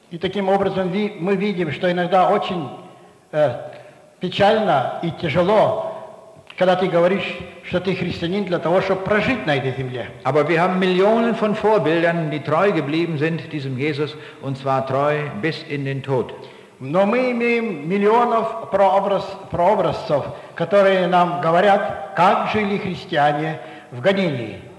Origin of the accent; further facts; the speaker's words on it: Braunschweig, Lower Saxony, Germany; Aus der Stadt, wo ich herkomme, in Braunschweig, da gibt es einige Leute, die sind nach Afghanistan gegangen, um diesen Menschen eine Hilfe zu bringen.